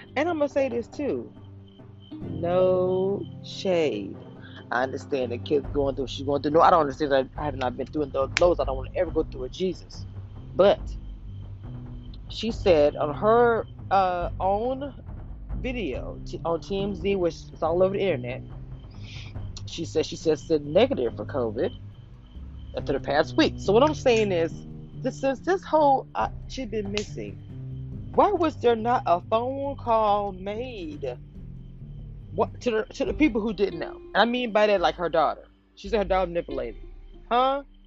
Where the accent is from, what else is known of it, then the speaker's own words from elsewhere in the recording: the South, United States; also born or lived in Louisiana; now in Texas, United States; I am from the South. I live in Texas at this moment